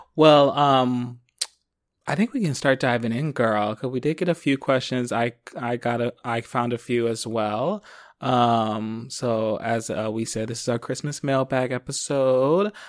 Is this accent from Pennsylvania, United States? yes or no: yes; Philadelphia, Pennsylvania, United States; now in Los Angeles, United States; growing up in Philly.